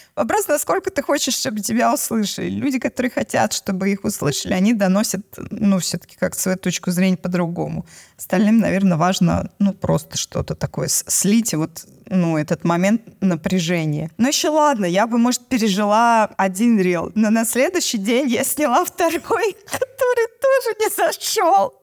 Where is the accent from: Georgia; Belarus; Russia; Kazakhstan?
Russia; Moscow; У нас в Москве, я из Москвы